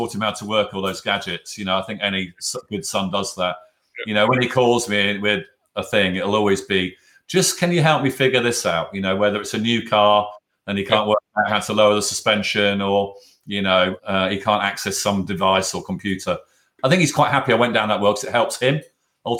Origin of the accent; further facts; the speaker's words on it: Norfolk, East of England, United Kingdom; also born or lived in Miami; now in Berkshire, United Kingdom; I grew up in Norfolk